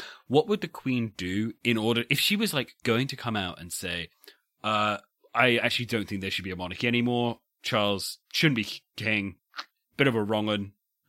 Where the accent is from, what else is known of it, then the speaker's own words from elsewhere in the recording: United Kingdom; I'm just being British here.